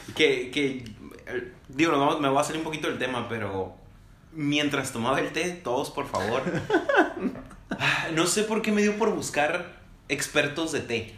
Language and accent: Spanish; Mexico; como mexicanos, como latinos